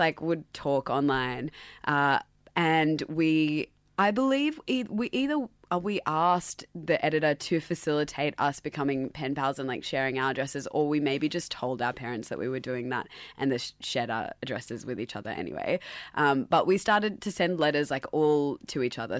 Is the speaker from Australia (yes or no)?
yes; Sydney, New South Wales, Australia; accent: Australian; also born or lived in Dubai; growing up as a first generation essentially Pakistani in Sydney